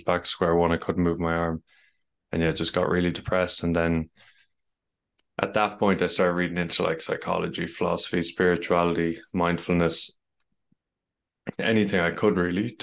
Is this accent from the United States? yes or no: no; Ireland; As you can tell, I'm from Ireland